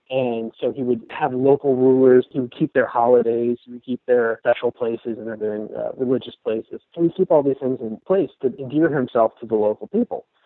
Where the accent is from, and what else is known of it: Pittsburgh, Pennsylvania, United States; born or raised there; now in Florida, United States